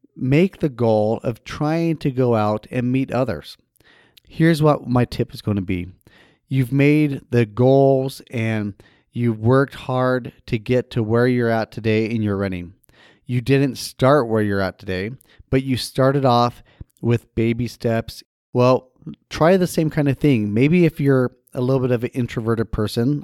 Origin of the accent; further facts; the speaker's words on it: Idaho Falls, Idaho, United States; moved away; my hometown back in Idaho Falls, Idaho